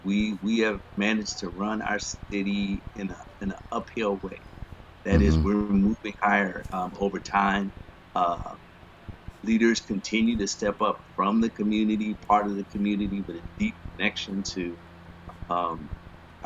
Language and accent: English; Oakland, California, United States; moved away as an adult; now in East Palo Alto, United States; I was born and raised in Oakland